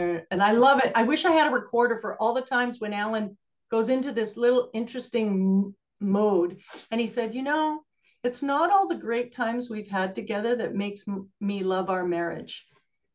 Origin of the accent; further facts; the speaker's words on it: Canada; moved away; also born or lived in Alberta; I'm from Canada